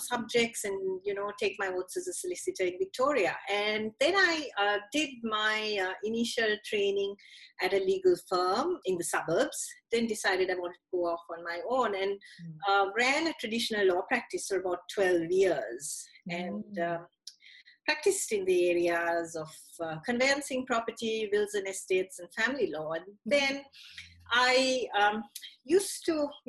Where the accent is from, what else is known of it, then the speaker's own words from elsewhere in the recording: Sri Lanka; moved away as an adult; now in Australia; I grew up in Sri Lanka, so went to university there, went to high school there as well, and moved to Australia in 2003 with a young family.